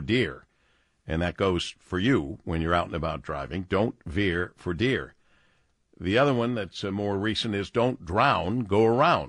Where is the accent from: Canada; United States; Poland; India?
United States; Monroe, Michigan; I'm originally from Monroe, Michigan. Yep. Born and raised.